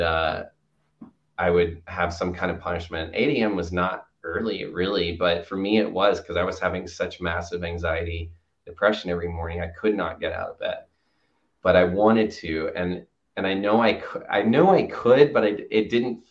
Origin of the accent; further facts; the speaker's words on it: Chattanooga, Tennessee, United States; I grew up in Chattanooga, Tennessee